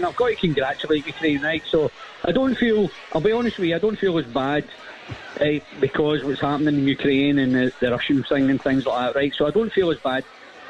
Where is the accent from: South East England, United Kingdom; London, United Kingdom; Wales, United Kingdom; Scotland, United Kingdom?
Scotland, United Kingdom; I'm Scottish, you know what I mean?